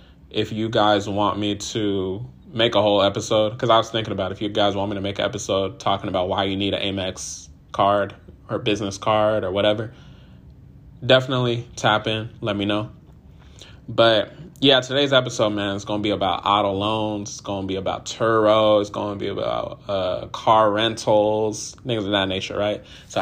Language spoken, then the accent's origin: English; Nigeria; So today's Nigerian Independence Day. Shout out to all my Nigerians. If you don't know, I'm Nigerian.